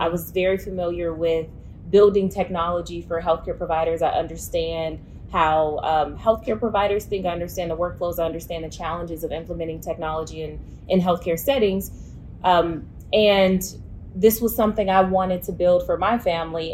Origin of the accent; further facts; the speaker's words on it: Mississippi Delta, United States; now in Memphis, United States; I'm from Mississippi, uh, the Mississippi Delta to be exact